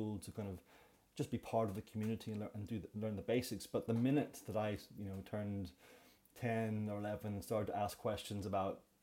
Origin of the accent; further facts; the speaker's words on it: Belfast, Northern Ireland, United Kingdom; moved away as an adult; also born or lived in London; I was born in Belfast, oldest of three brothers